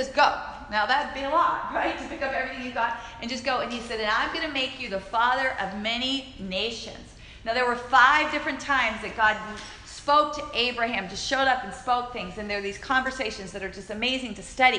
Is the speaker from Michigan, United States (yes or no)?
no; Alabama, United States; my little Alabama town